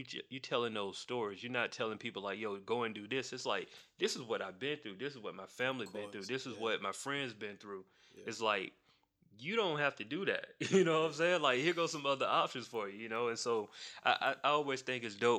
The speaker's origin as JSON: {"language": "English", "town": "Macon", "region": "Georgia", "country": "United States", "said": "I'm from Macon"}